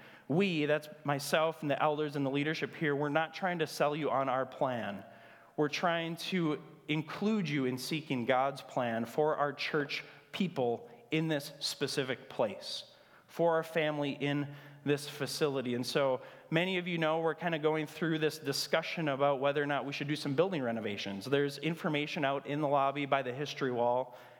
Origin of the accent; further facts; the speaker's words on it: Grand Marais, Minnesota, United States; Thunder Bay, Canada, which is close to my hometown of Grand Marais.